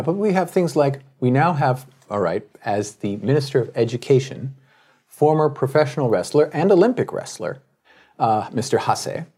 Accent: Tokyo, Japan; my hometown newspaper, the Tokyo Shinbun

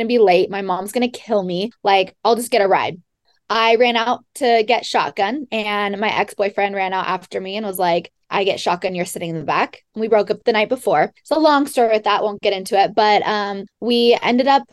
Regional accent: Monterey, California, United States; I was born and raised in Monterey, California, and graduated from Pacific Grove High School

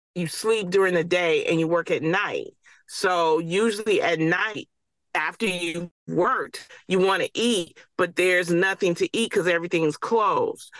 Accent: Detroit, Michigan, United States; I grew up in Detroit

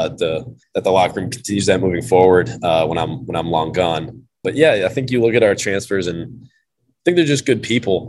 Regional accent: the South, United States; moved away as an adult; I'm from the South. So a lot of my friends in high school did go to like bigger SEC type schools

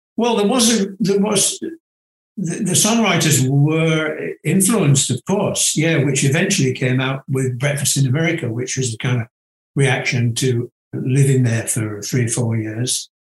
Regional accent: near Manchester, North West England, United Kingdom; moved away; also born or lived in California; to study in Manchester, of all places, which is quite near to my hometown

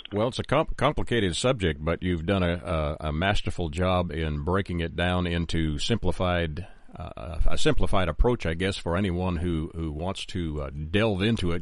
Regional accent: Canada; now in United States; I am a Canadian living in the United States

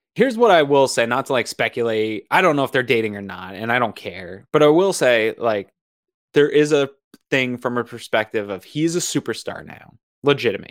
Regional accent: Maine, United States; now in Buffalo, United States; I'm from Maine, and University of Maine hockey is big deal

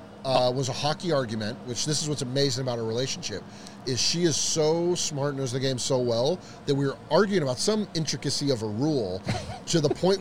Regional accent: Orange County, California, United States; Born and raised in Orange County

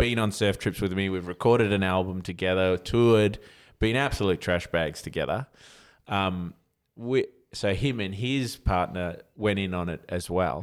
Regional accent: Australia; as an Aussie with tall poppy syndrome

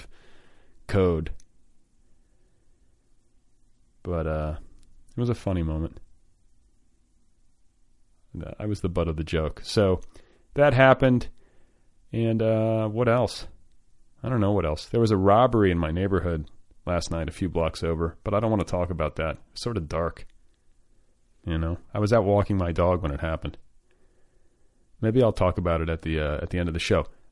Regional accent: Wisconsin, United States; that's my hometown. That's where I was born.

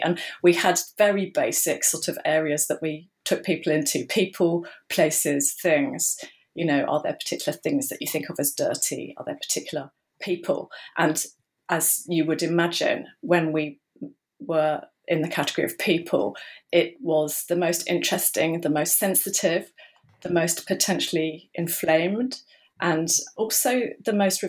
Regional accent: England, United Kingdom; I suppose what I'll just say immediately is that, as you can tell, I'm English, and dirt in English means something rather different from dirt in American English.

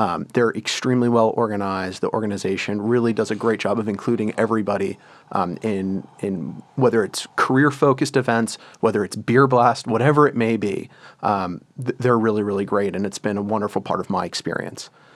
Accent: United States; as an American, somebody who's, was born in the United States, whose parents are American

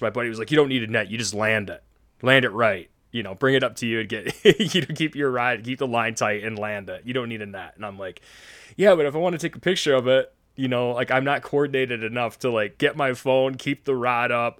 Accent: Cheboygan, Michigan, United States; we grew up in the woods of northern Michigan. I'm from Sheboygan, Michigan, right up by the Straits of Mackinac

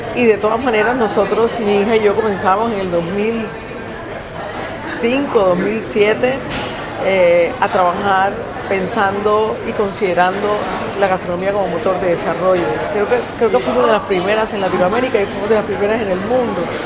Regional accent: Colombia; soy cocinera colombiana

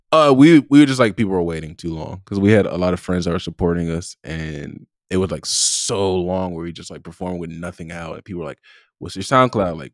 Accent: Compton, California, United States; I'm from Compton

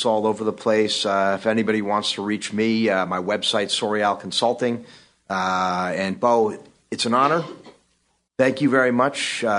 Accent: New York City, New York, United States; I love New York and I consider myself at my heart. You know, I'm a New Yorker.

